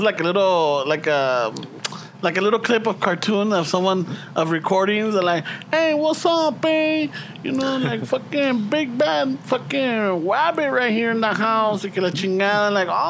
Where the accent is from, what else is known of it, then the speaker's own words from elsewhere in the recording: Los Angeles, California, United States; also born or lived in Boyle Heights; I was born in East Los.